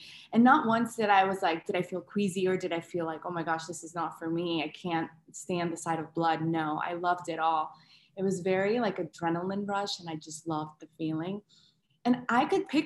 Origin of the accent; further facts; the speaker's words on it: West Palm Beach, Florida, United States; moved away as an adult; now in Orlando, United States; my hometown, which is West Palm Beach, Florida